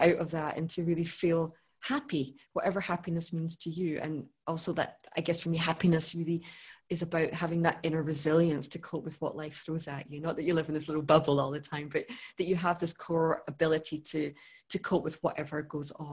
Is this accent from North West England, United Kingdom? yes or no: no; Scotland, United Kingdom; I grew up in Scotland